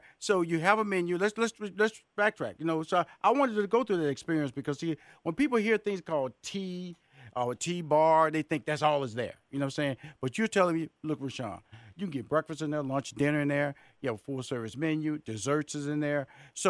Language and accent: English; Houston, Texas, United States; Because, see, I'm from Houston, Texas.